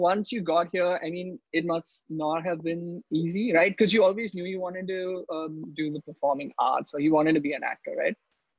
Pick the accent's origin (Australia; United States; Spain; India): India; Mumbai, Maharashtra; I've always been in Bombay, Mumbai